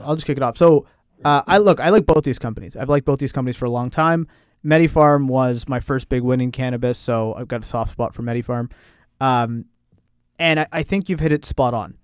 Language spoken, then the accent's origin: English; Canada; we're Canadian